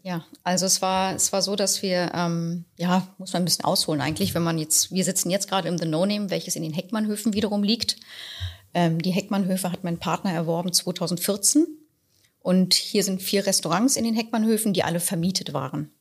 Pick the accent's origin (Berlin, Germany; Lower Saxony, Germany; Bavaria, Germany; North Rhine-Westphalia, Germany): Berlin, Germany; ich bin mit sechs Wochen zugezogen. Also bin ich Berlinerin.